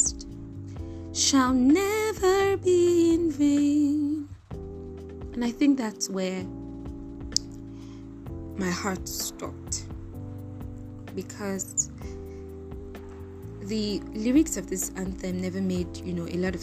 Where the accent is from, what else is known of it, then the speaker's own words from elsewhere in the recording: Nigeria; I'm Nigerian